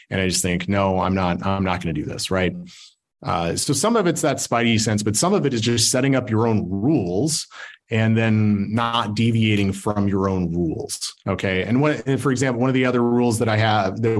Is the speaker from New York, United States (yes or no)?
no; Salt Lake City, Utah, United States; But I'm from Salt Lake, so we got to do you know we got to do different things out here.